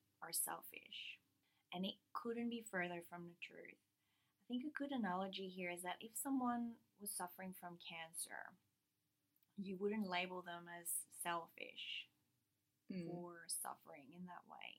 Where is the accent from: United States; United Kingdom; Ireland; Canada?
Canada; the French part of Canada, Quebec; now in Australia; I come from the French part of Canada, which is a matriarchal society that's very specific to the French side of Canada